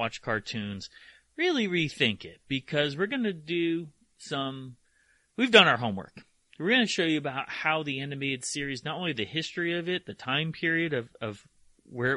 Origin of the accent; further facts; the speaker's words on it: Nashville, Tennessee, United States; we're from Nashville